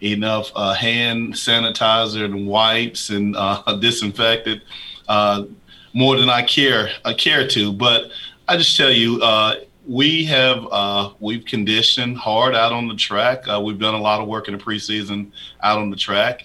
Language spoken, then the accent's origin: English; Huntsville, Alabama, United States; moved away as an adult; now in Middle Tennessee, United States; my hometown in Huntsville, Alabama